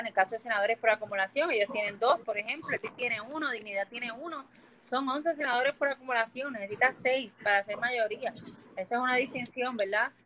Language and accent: Spanish; Puerto Rico; moved away; de la misma forma que me fui de Puerto Rico, volví para cambiar esto